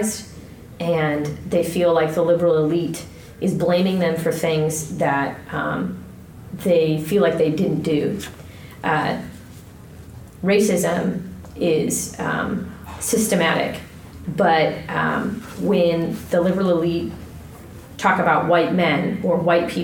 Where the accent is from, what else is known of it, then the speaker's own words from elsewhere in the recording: Ohio, United States; moved away as an adult; also born or lived in Kentucky / Iowa / San Antonio, Texas; I'm from Ohio, originally, and I went to college in Kentucky, and then I lived in Iowa, and then I lived in San Antonio, Texas